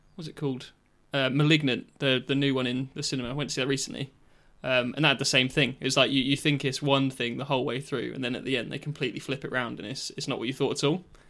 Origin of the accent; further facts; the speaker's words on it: King's Lynn, East of England, United Kingdom; the mart in Kings Lynn, where we're from.